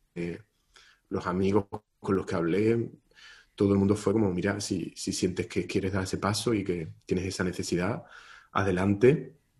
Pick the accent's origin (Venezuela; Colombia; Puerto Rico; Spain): Spain; Marchena, Andalusia; moved away as an adult; en la escuela de música de mi pueblo, de Marchena